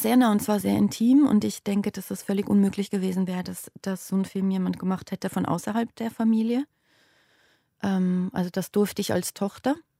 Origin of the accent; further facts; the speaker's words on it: Basel, Basel-Stadt, Switzerland; moved away as an adult; Basel ist meine Heimatstadt und da habe ich die ersten 30 Jahre meines Lebens gelebt